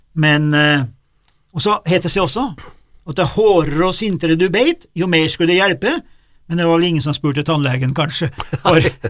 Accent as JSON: {"language": "Norwegian", "region": "Innlandet", "country": "Norway", "tie": "born or raised there", "said": "Jeg vokste opp på Dorrefjell"}